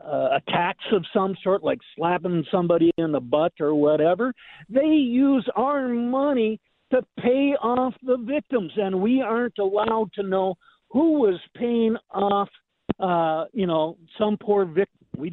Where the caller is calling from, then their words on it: Savannah, Georgia, United States; I'm calling from Savannah and WTKS and the amazing Bill Edwards.